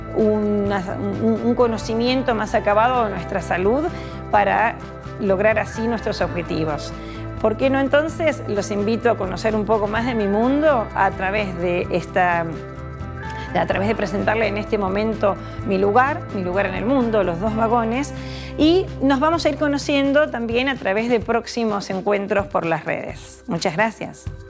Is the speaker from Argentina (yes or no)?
yes; Buenos Aires, Argentina; accent: porteña; moved away as an adult; porteña, lo notarán, nací en Buenos Aires